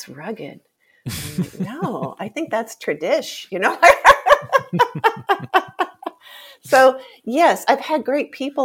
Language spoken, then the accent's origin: English; Jackson, Mississippi, United States; I grew up in the Deep South